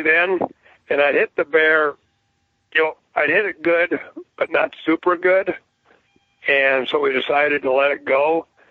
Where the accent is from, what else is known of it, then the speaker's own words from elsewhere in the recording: Bozeman, Montana, United States; now in Three Forks, United States; I was born and raised in Bozeman, Montana, and uh, which is just 30 miles away from where I'm at now.